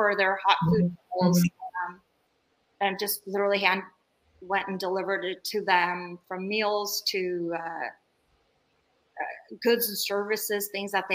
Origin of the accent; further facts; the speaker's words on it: Bay Area, California, United States; also born or lived in Turkey; coming here at the age of 7, I came here from Turkey and I grew up in the Bay Area